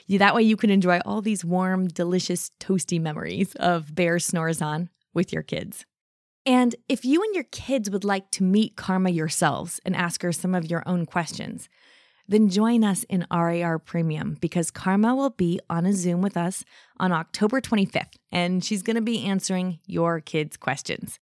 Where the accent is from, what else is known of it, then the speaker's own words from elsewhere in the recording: Denver, Colorado, United States; I'm from near Denver, Colorado.